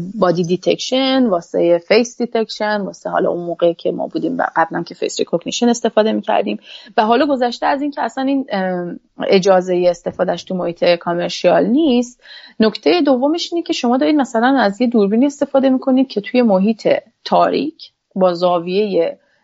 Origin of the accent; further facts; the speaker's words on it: Iran; moved away as an adult; now in Canada; یک خانم فنی هستم از ایران اومدم